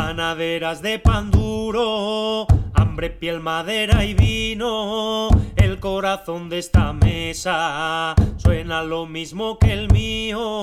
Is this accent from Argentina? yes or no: no; inland Catalonia, Spain; mi pueblo está en una zona de secano de la, de la Cataluña interior